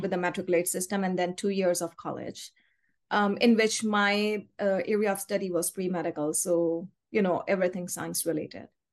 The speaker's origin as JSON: {"language": "English", "town": "Karachi", "region": "Sindh", "country": "Pakistan", "moved": "as an adult", "lives_now": "Rhode Island, United States", "said": "we are originally from Karachi, Pakistan"}